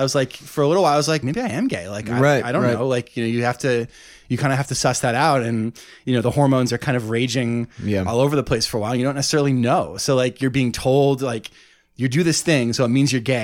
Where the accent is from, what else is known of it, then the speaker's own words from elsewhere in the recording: Ithaca, New York, United States; I grew up in Ithaca, which was small.